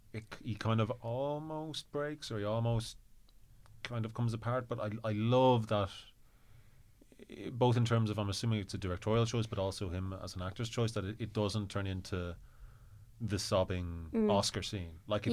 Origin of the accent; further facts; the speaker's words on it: Ireland; I wonder, it's part of this a Boston thing that as Irish people we can relate to.